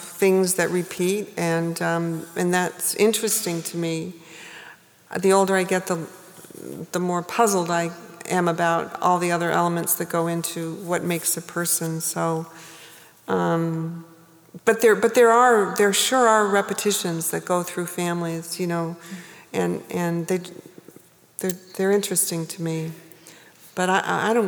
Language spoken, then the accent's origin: English; New England, United States; moved away as an adult; also born or lived in New Hampshire / Maine; now in New York, United States; I lived there a long time before I understood that I was from New England